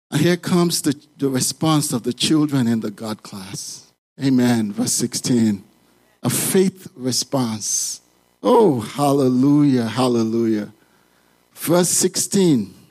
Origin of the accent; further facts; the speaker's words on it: Nigeria; moved away as an adult; now in United States; I grew up in Nigeria.